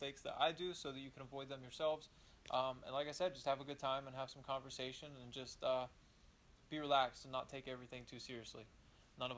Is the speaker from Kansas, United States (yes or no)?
no; Eastern Ohio, United States; I grew up in Eastern Ohio, in the middle of nowhere